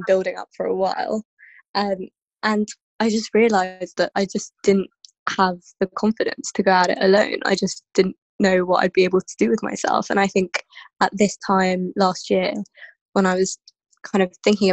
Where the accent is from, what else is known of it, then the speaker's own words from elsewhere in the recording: London, United Kingdom; also born or lived in Kenya; I'm from London. I've lived here for, I think, since 2001-ish now that I moved here with my family. Before that, I was in Kenya